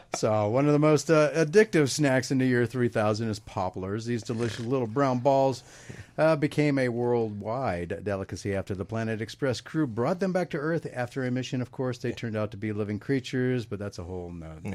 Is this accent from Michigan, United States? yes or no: no; Jacksonville, Florida, United States; moved away; I'm from Jacksonville, Florida